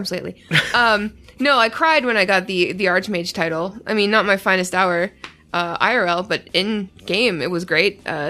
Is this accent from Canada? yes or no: yes; Canada; I'm Canadian.